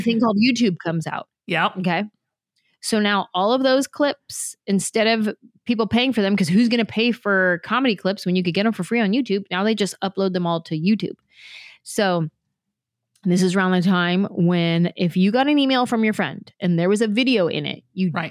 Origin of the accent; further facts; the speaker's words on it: San Jose, California, United States; moved away as an adult; also born or lived in Los Angeles, California; I grew up in San Jose